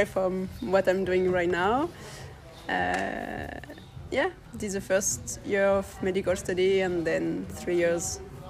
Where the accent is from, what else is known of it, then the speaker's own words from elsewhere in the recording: France; English is a second language; also born or lived in southwest France / north France; So I'm from France. I moved a lot when I was a kid, actually. I'm born in the southwest and I moved more in the north and I finished my childhood in a little island on the west coast in France.